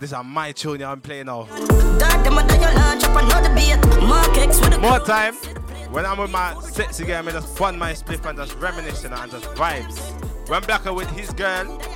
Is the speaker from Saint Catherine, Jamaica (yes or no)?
yes; Spanish Town, Saint Catherine, Jamaica; I'm from Spanish Town